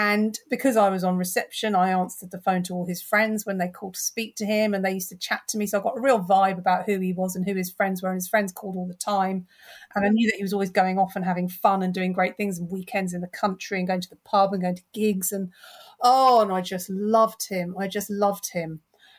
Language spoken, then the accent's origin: English; London, United Kingdom; I'm born and bred in North London.